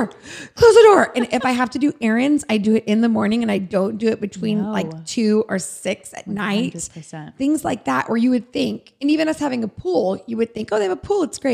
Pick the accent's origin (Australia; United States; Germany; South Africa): United States; California; I grew up in Tahoe. So it snowed every winter